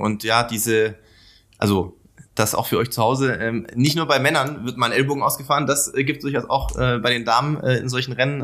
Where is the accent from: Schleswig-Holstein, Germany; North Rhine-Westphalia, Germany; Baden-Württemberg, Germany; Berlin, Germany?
Baden-Württemberg, Germany; ich komme ja auch aus Baden-Württemberg